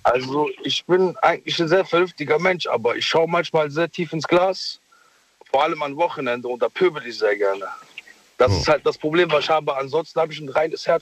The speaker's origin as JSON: {"language": "German", "town": "Mogadishu", "region": "Banaadir", "country": "Somalia", "moved": "yes", "lives_now": "Germany", "said": "ich komme aus Mogadischu"}